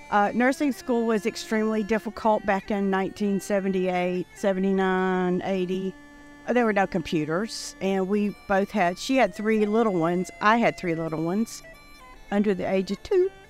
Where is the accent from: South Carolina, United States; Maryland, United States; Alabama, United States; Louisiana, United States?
South Carolina, United States; Fort Mill; I'm from Fort Mill, South Carolina. I'm a retired nurse after 42 years.